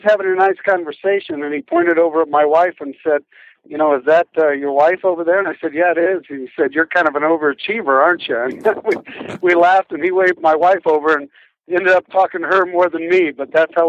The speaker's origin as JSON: {"language": "English", "town": "Burlington", "region": "Iowa", "country": "United States", "tie": "born or raised there", "also_born_or_lived": "Nebraska", "said": "I'm from Iowa. I was born in Burlington and lived in Nebraska for a lot of years, and now I'm a school superintendent in Iowa."}